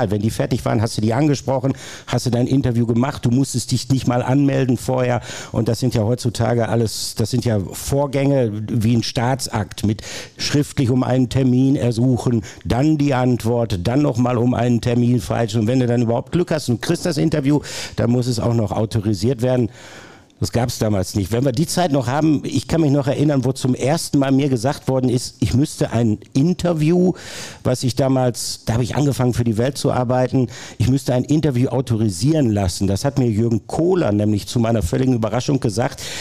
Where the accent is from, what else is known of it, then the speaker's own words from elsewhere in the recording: North Rhine-Westphalia, Germany; moved away as an adult; now in Ruhr area, Germany; Ich habe 1987 angefangen zu studieren, bin gebürtiger Ostwestfale, bin dann ins Ruhrgebiet gezogen, habe in Essen studiert